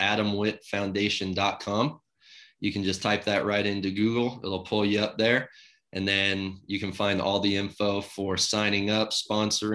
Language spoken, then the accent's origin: English; Carson City, Nevada, United States; growing up in Carson City and having it be my hometown team.